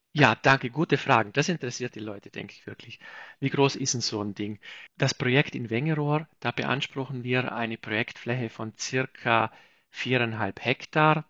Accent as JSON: {"language": "German", "area": "South Tyrol", "region": "Trentino-Alto Adige", "country": "Italy", "said": "Ich bin selbst aus Südtirol"}